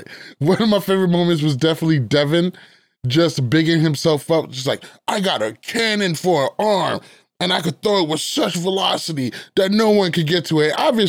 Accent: New York, United States; In a polite way. I'm a New Yorker.

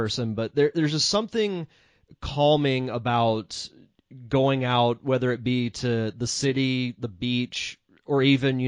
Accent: Florida, United States; I'm from Florida

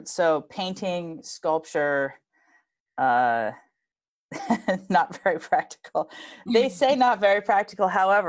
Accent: Hong Kong; born there; say my most of my family's from Colorado. So even though I'm born in Hong Kong, I think I feel like I'm from Colorado.

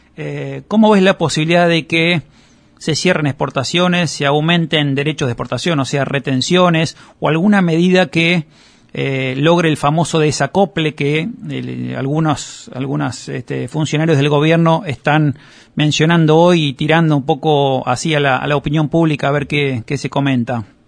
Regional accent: Argentina

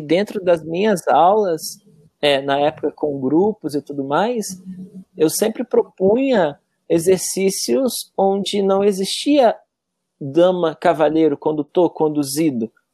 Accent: Cachoeiro de Itapemirim, Espírito Santo, Brazil; now in Santa Catarina, Brazil; Eu sou natural lá de Cachoeiro do Tapemirim. E lá, desde muito pequena, já dançava na escola mesmo

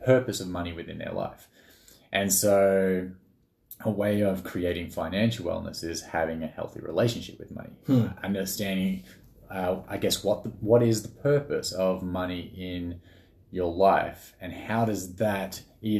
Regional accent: Australia; I'm Australian. So grew up in Australia

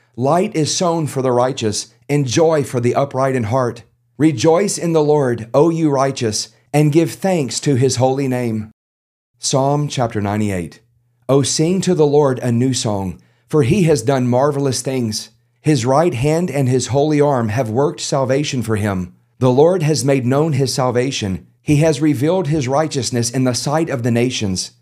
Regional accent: South Louisiana, United States; I'm a Cajun. I'm from South Louisiana

